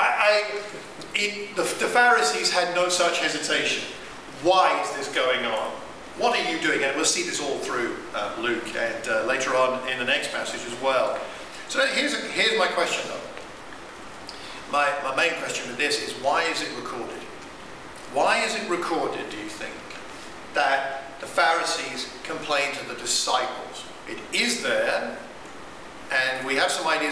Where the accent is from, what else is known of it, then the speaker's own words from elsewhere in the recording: United Kingdom; I'm too British